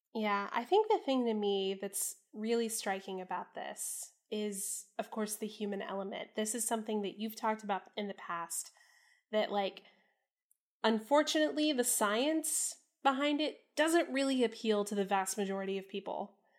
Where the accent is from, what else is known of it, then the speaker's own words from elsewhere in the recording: Central Florida, United States; moved away; I was born in Florida, and I spent my early childhood in Florida